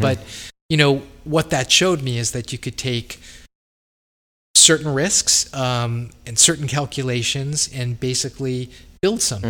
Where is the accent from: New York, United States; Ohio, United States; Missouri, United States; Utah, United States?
New York, United States; Long Island; I was from Long Island